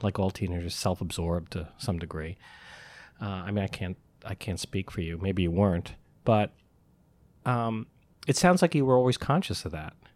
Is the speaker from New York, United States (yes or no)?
yes; Albany, New York, United States; also born or lived in Syracuse; I'm from Albany, and, uh, I went to school in Syracuse.